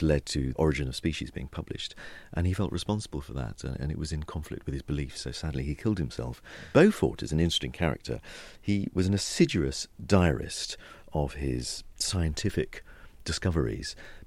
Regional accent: Suffolk, East of England, United Kingdom; moved away as an adult; now in London, United Kingdom; Having a family which has a big fishing heritage, and Suffolk and the coast and Suffolk being so special to me, it really is my home

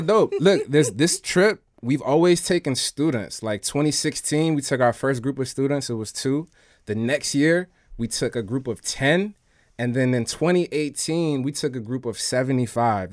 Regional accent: Washington, District of Columbia, United States; also born or lived in Philadelphia, Pennsylvania; I was born in D C.

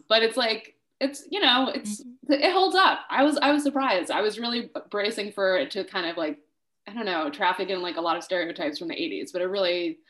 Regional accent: Rhode Island, United States; I'm from Rhode Island

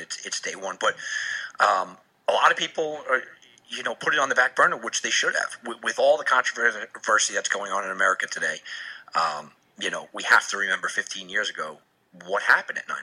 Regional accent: New York, United States; being from New York

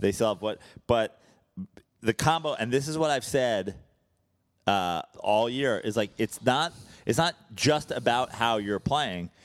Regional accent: Brooklyn, New York, United States; now in Los Angeles, United States; I am here from Brooklyn

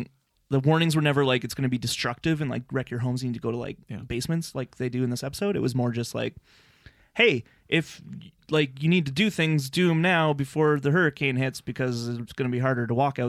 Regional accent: Lethbridge, Alberta, Canada; I grew up in Lethbridge, Alberta, yep. Which is a very windy city.

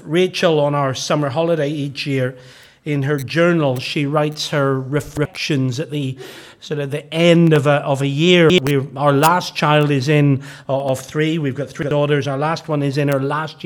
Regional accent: Northern Ireland, United Kingdom; growing up in Gospel Hall in Northern Ireland

